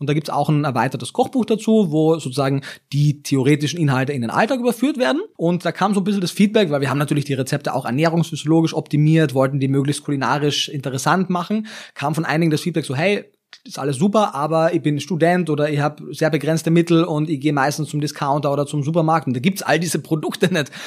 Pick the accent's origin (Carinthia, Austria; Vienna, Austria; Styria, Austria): Carinthia, Austria; Klagenfurt; moved away as an adult; now in Berlin, Germany; ich kannte halt mein sehr eingeschränktes äh, Umfeld in Kärnten. Also ich komme aus, aus Klagenfurt am Wörthersee